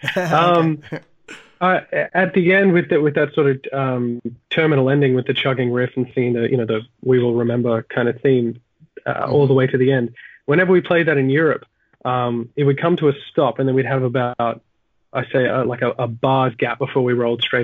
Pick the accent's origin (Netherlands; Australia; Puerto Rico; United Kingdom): Australia; I'm from Australia